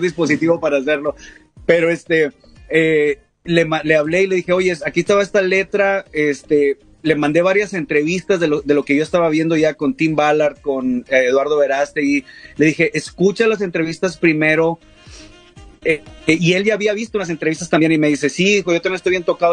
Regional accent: Coahuila, Mexico; somos de Coahuila, es un estado del, noreste

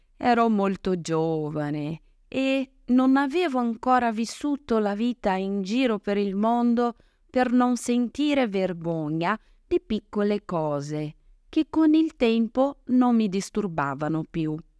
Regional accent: Brazil; Italian is a second language; now in Italy; come brasiliana

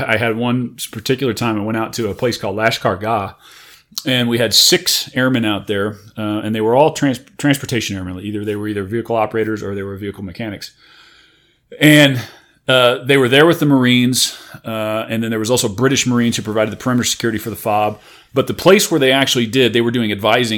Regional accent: Warrenton, Missouri, United States; also born or lived in St. Charles, Missouri; I was born there, but I actually was raised in Warrenton, Missouri

